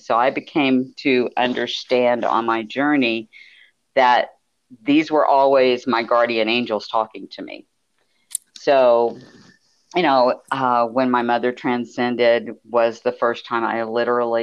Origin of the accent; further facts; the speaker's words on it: Houston, Texas, United States; moved away as an adult; now in near San Antonio, United States; I am an old Texas gal. I'm originally from Houston, and I moved to the central Texas area outside of San Antonio back in 2001